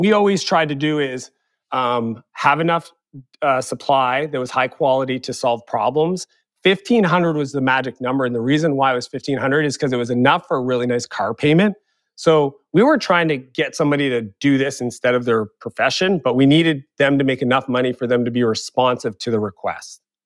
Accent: Eastern Canada, Canada; moved away as an adult; also born or lived in San Francisco; now in Kelowna, Canada; I grew up in Eastern Canada where I didn't have access to that network

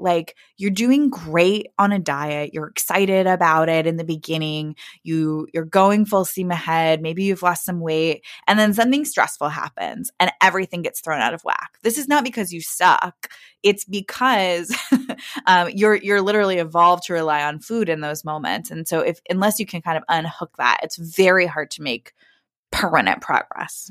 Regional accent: Kansas City, Missouri, United States; now in Brooklyn, United States; I grew up in Kansas City, Missouri.

